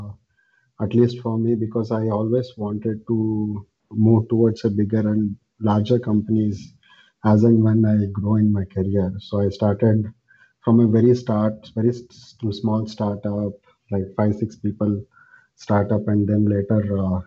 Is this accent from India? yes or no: yes; Mysore, Karnataka, India; now in Bangalore, India; I am from Mysore, India, a small town in India. And right now I am based out of Bangalore